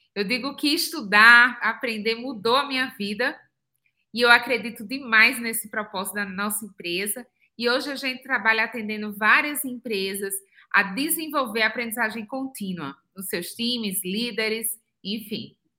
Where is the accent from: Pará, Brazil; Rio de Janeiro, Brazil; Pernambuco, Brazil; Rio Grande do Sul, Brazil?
Pernambuco, Brazil; moved away as an adult; also born or lived in São Paulo, Brazil / New Zealand / United States; sou pernambucana, nascida no interior de Pernambuco